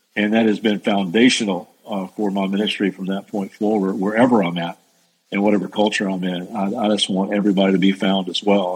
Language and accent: English; Central Kentucky, United States; moved away as an adult; also born or lived in Las Vegas; growing up in Central Kentucky